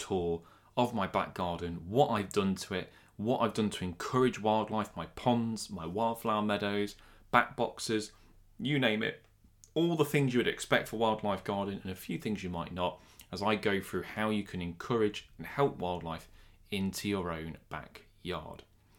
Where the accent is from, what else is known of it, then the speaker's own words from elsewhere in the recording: Nottinghamshire, East Midlands, United Kingdom; I'm born and bred in Nottinghamshire, but I very rarely go to Sherwood.